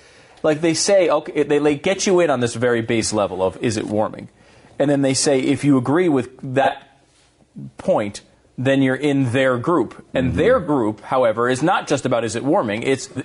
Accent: Canada; I mean, I can tell you right now, as a Canadian sports celebrity

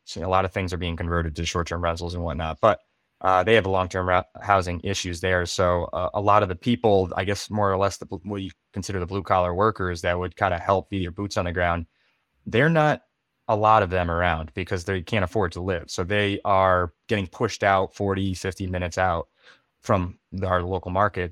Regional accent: western Massachusetts, United States; moved away; I'm from Massachusetts, and I kinda look back there, but I'm not from, like, the Boston area, I'm from the, uh, western part of the state

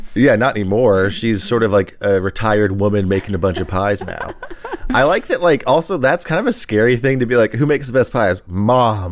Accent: Texas, United States; I'm from Texas.

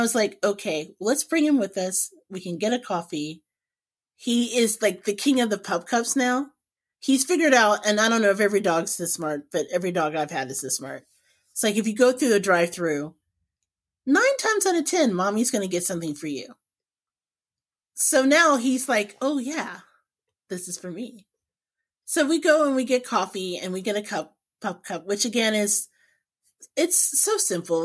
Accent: Indianapolis, Indiana, United States; growing up in Indiana

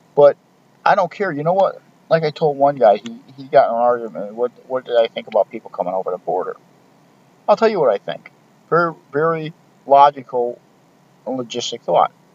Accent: United States; we as American citizens

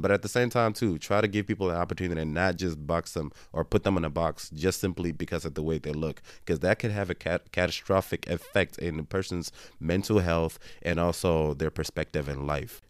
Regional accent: Nigeria; I'm Nigerian

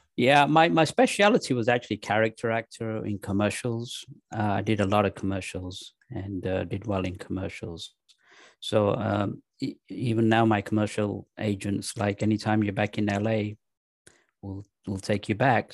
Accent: England, United Kingdom; moved away as an adult; also born or lived in Pakistan; now in United States; I was raised in England

